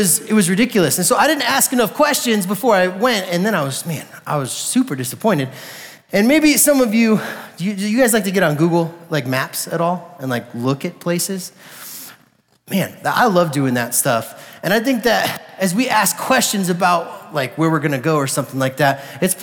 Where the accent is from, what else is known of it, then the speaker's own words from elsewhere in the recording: Colorado, United States; I was like born and raised in Colorado